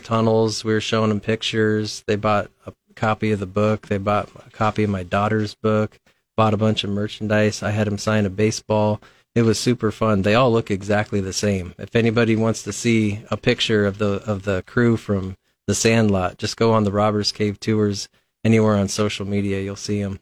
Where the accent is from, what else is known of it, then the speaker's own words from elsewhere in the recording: Lincoln, Nebraska, United States; I'm, I'm from Lincoln originally. Um, I grew up out by Capitol Beach, by Lakeview School.